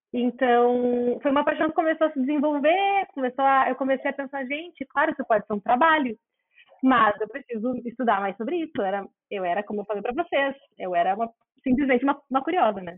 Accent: Porto Alegre, Rio Grande do Sul, Brazil; accent: gaúcho; also born or lived in Texas, United States / Florida, United States; Eu sou gaúcha, nascida em Porto Alegre, criada em Porto Alegre, exceto com algumas vezes fora do Brasil, mas a grande maioria do meu sotaque é aqui do Rio Grande do Sul

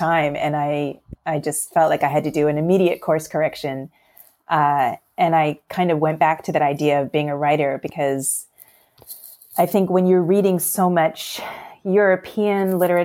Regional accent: Toronto, Ontario, Canada; now in Pennsylvania, United States; up in Toronto because I'm Canadian and I grew up there

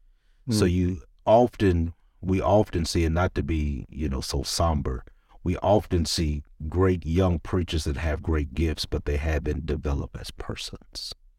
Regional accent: Cleveland Heights, Ohio, United States; Growing up in Cleveland Heights, just a church boy.

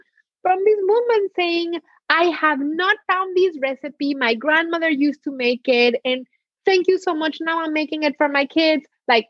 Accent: Mexico; born there; my parents were born in Mexico. I was born in Mexico, but some of my grandparents survived the Holocaust and pogroms in Poland, and Mexico welcomed them, and they made Mexico their home.

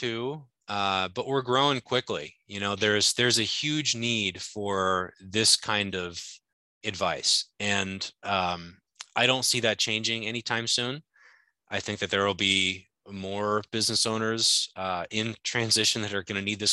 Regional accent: Alaska, United States; moved away as an adult; also born or lived in upstate New York; I grew up in Alaska, went to college to play baseball in upstate New York

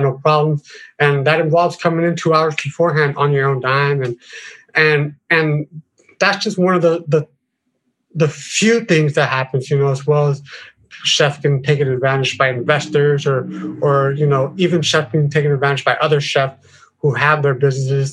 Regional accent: Oakland, California, United States; coming from Oakland and the background that I have, you know, we were raised in West Oakland

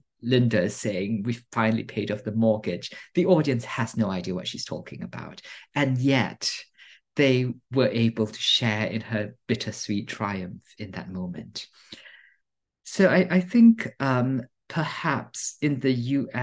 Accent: Singapore; now in United States; growing up in Singapore, I consumed a lot of American books and media

